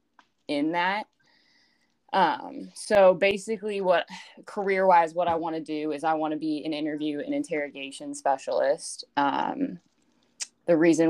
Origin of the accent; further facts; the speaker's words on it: Yorba Linda, California, United States; moved away as an adult; now in Fresno, United States; I'm from Yorba Linda, California, which is a little city right outside Anaheim, California, if you're familiar with that area. Born and raised there, grew up there my whole life